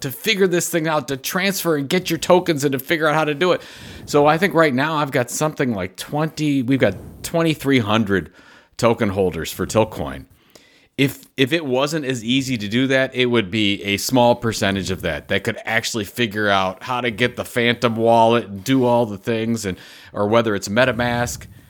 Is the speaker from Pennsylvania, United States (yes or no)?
no; Cleveland, Ohio, United States; my hometown of Cleveland, Ohio.